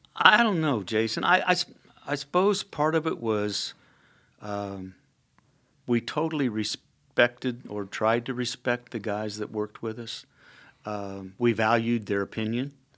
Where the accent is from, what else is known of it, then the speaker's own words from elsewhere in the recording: Indianapolis, Indiana, United States; also born or lived in Illinois / Kankakee, Illinois; I grew up in the Indianapolis area. I was actually born in Illinois